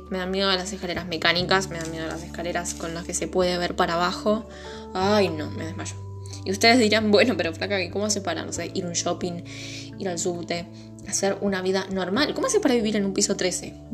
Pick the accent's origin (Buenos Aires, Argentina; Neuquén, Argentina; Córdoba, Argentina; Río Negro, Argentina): Buenos Aires, Argentina; Es porque soy porteño, ¿no?